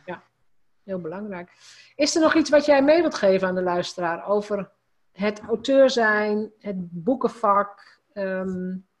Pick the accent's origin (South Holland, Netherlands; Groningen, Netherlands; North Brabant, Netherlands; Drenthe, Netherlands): Drenthe, Netherlands; als gewoon Drents meisje, want dat is een beetje waar, ik kom uit Drenthe